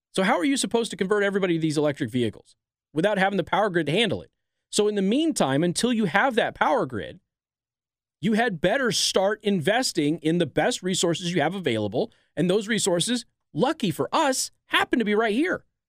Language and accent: English; Nevada, United States; My hometown of Nevada